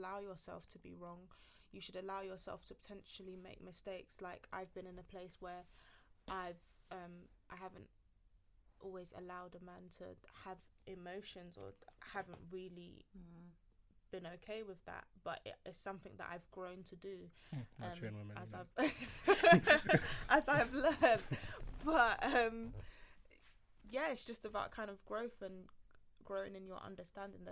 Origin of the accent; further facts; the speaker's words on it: Nigeria; someone who's like Nigerian